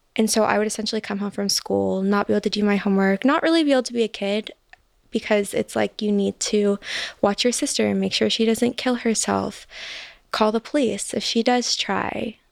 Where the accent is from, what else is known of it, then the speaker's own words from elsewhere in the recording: Chicago, Illinois, United States; moved away; I'm from Chicago originally